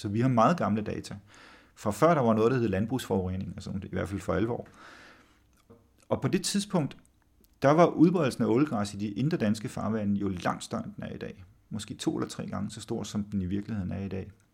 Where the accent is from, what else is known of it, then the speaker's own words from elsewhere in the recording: Samsø, Central Denmark Region, Denmark; moved away; jeg voksede op på Samsø oprindeligt